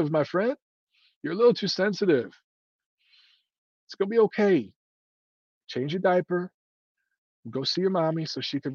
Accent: Detroit, Michigan, United States; now in Chicago, United States; growing up in Detroit, we had Tiger Stadium

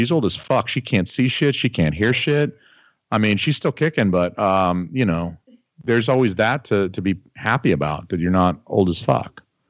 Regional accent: New England, United States; because I'm fucking from New England, motherfucker.

